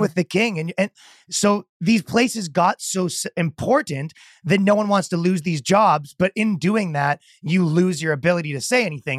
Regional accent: Canada; moved away as an adult; also born or lived in New York; now in Miami, United States; I'm from Canada and I moved to America pretty recently

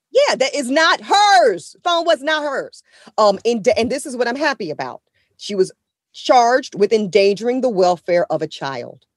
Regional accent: Southeast Louisiana, United States; also born or lived in New Orleans; I was born in Southeast Louisiana

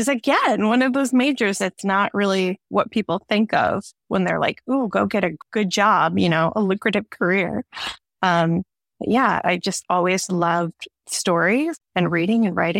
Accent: Kalamazoo, Michigan, United States; moved away as an adult; now in Detroit, United States; I grew up in and around Kalamazoo.

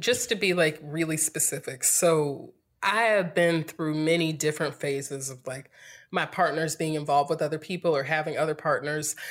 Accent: Greensboro, North Carolina, United States; moved away as an adult; also born or lived in Winston-Salem, North Carolina / Durham, North Carolina; now in California, United States; I'm from North Carolina, born and raised in Greensboro

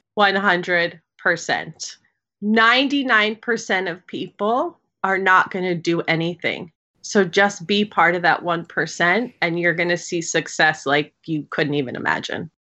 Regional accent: New York, United States; I'm a New Yorker, born and raised

